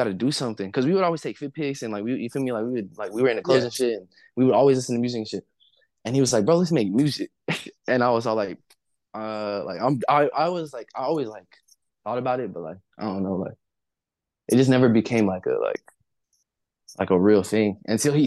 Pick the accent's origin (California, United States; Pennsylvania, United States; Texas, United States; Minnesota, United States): California, United States; Covina; also born or lived in Pasadena / Los Angeles; I grew up like 20 from here. It's in a city called Covina